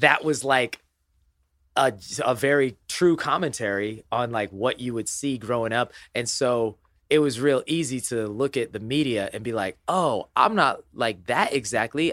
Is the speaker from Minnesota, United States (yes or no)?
no; Indiana, United States; I was born in Indiana